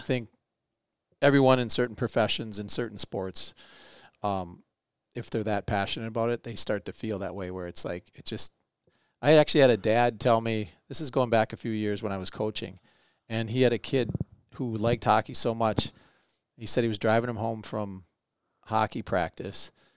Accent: Minneapolis, Minnesota, United States; We went to school on the north side

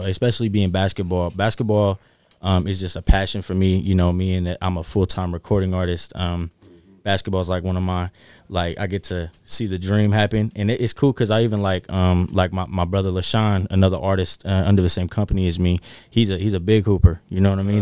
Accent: North Highlands, California, United States; I grew up in North Highlands

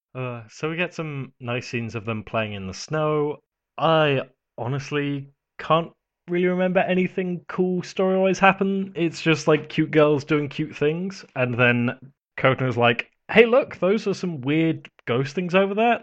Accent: United Kingdom; I'm British

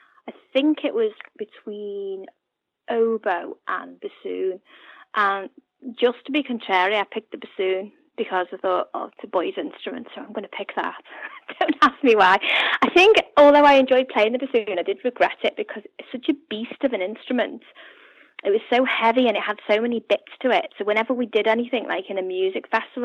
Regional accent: Upton, North West England, United Kingdom; also born or lived in Hereford / Sandwell / Staffordshire / Hoylake; I grew up in Upton

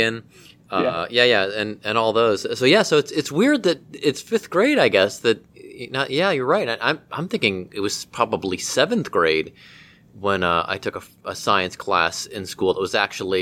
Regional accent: Mentor, Ohio, United States; now in Cincinnati, United States; growing up in Cleveland

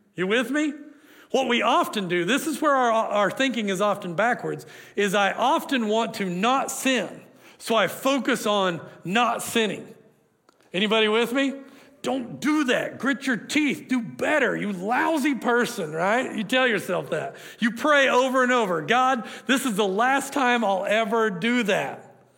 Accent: Oklahoma, United States; I'm from Oklahoma

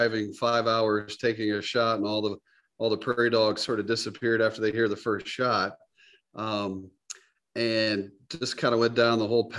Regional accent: Georgia, United States; moved away as an adult; also born or lived in Alabama / North Carolina / Gainesville, Florida; now in Sioux Falls, United States; I was born in the South, born in Alabama, raised in Georgia, went to school in North Carolina, as you mentioned, did undergrad pharmacy school at Chapel Hill.

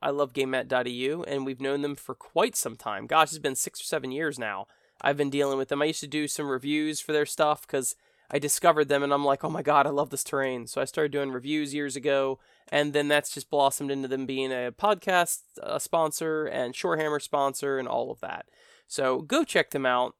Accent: United States; accent: American; my American accent

